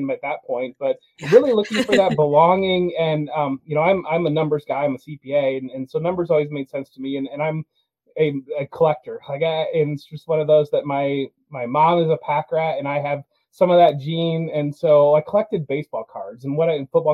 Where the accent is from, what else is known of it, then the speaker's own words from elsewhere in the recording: Ohio, United States; I'm from Ohio, lived in Ohio my entire life